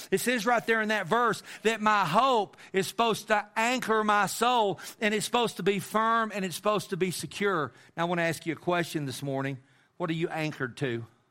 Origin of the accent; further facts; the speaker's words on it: Amarillo, Texas, United States; growing up in Amarillo, and I lived in Amarillo with my mom and my dad and my brother